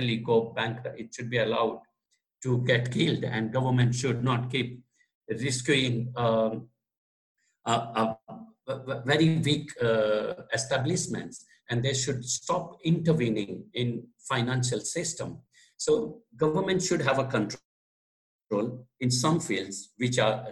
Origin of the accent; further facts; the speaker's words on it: Gujarat, India; first language Gujarati; English is a second language; also born or lived in United Kingdom; I translated it into Gujarati, which is my mother tongue. So being Gujarati